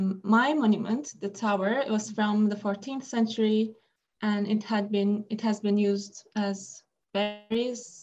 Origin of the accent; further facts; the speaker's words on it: Istanbul, Turkey; moved away as an adult; now in United States; I was actually still in Istanbul, in my hometown